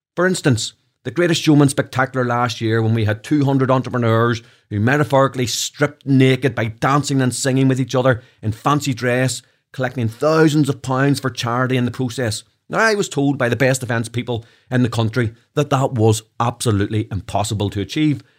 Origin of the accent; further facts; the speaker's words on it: Belfast, Northern Ireland, United Kingdom; accent: Belfast; my Belfast accent